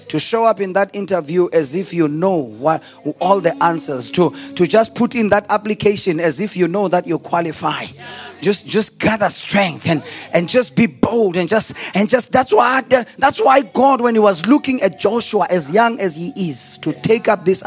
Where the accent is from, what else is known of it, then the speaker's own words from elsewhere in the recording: Delmas, Mpumalanga, South Africa; I'm from Delmas. Population of less than 100,000 people. That's where I come from. That's where I was born. That's where I grew up.